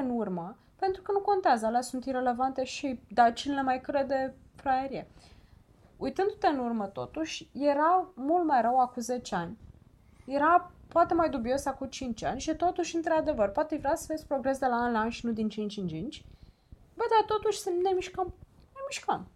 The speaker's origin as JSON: {"language": "Romanian", "country": "Romania", "said": "Noi ca români"}